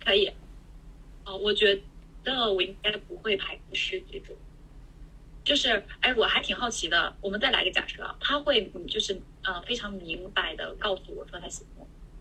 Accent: Northeast China, China; 因为我是东北人嘛

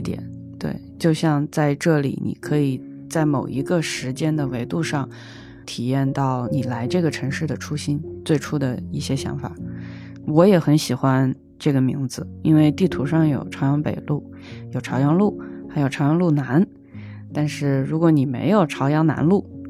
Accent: Hunan, China; also born or lived in Israel; now in Beijing, China; 我是湖南人

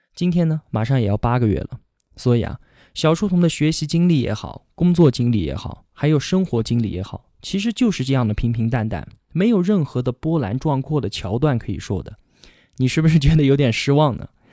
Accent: Kunming, Yunnan, China; 我今年二十八，现在呢在云南昆明，这里是我土生土长的地方。不管是上学还是工作，从来都没有离开过这里。我从小学到初中再到大学都是在昆明读的

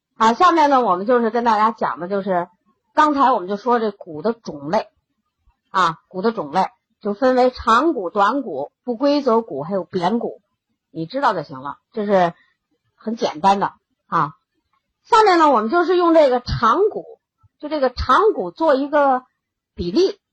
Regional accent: China; 我们中国人的饮食习惯，我们是不缺磷的

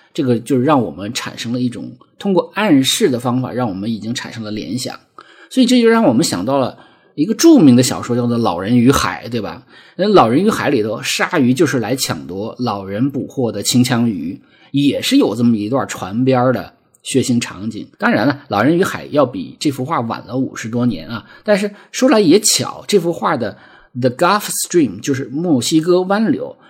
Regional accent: Lesser Khingan Mountains, Heilongjiang, China; moved away; 我生在黑龙江小兴安岭的一个国营农场，啊，其实也是一个有山有河、有草地的一个很美很美的小地方

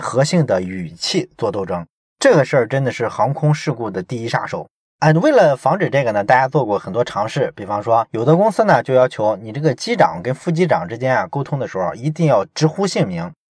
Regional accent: China; 我们中国人

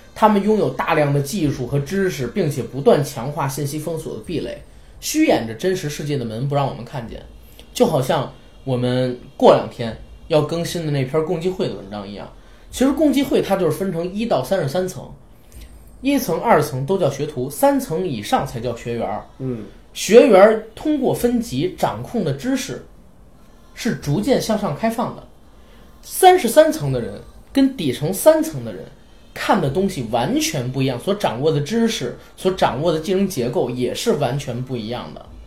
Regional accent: China; 作为我们中国人

